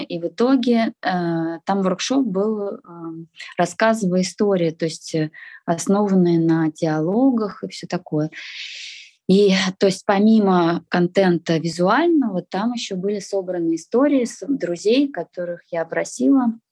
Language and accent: Russian; Russia; moved away; also born or lived in Moscow; я россиянка, я говорю на русском языке